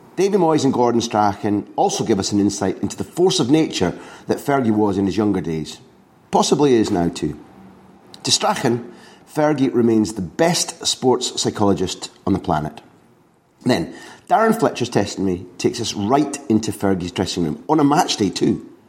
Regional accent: Aberdeen, Scotland, United Kingdom; as a born and bred Aberdonian

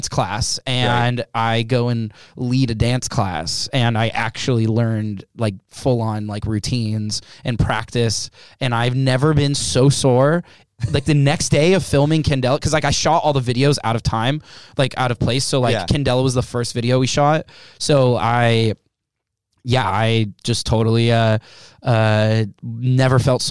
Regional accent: Los Angeles, California, United States; being a kid of divorced parents and growing up in Los Angeles

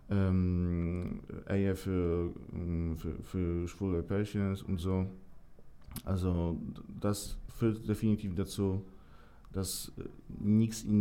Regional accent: Poland; German is a second language; Und da gab es wirklich viele schlechte Informationen ähm, aus meiner Heimat.

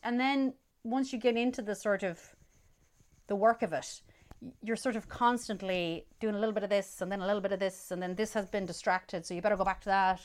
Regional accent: Roscommon, Connacht, Ireland; growing up in Roscommon

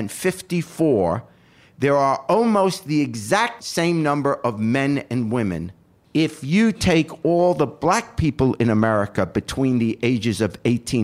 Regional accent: New York, United States; moved away as an adult; now in Cincinnati, United States; except for the first 5 years of my life, I grew up in New York

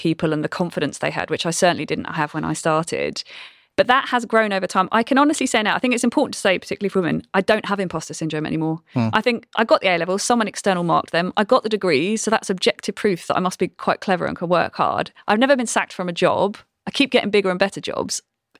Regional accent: Brighton, South East England, United Kingdom; I know my accent doesn't sound like it probably did when I grew up in Brighton. I've been to too many posh universities.

